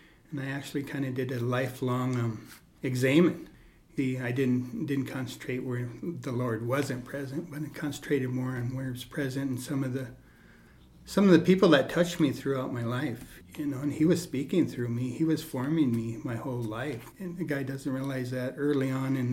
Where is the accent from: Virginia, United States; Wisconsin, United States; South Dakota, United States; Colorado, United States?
South Dakota, United States; Rapid City; I grew up in Rapid City